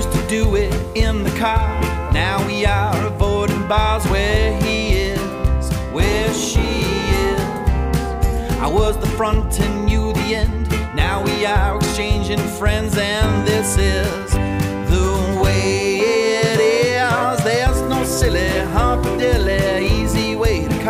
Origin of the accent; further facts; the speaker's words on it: East Coast, United States; I'm from the East Coast